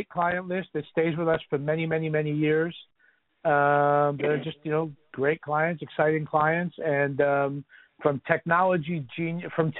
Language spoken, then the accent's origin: English; New York City, New York, United States; I grew up in Riverdale, right on the border, right where Riverdale starts